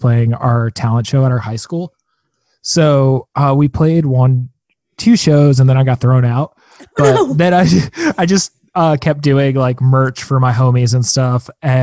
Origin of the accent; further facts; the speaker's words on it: Long Island, New York, United States; moved away as an adult; now in Los Angeles, United States; I've been on Long Island back at my mom since mid-November